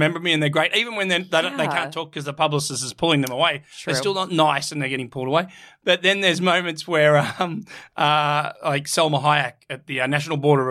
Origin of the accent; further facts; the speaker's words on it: Australia; I'm Australian. People struggle to understand me